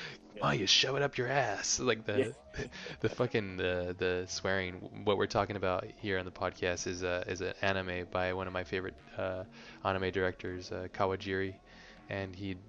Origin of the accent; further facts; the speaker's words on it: Hawaii, United States; Yeah, well, I mean, yeah, growing up in Hawaii, it's a little bit different, but yeah.